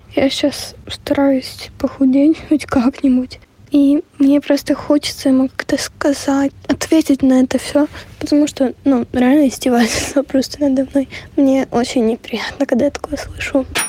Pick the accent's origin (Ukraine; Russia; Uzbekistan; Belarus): Ukraine; Kyiv; мне 11 лет, я из Киева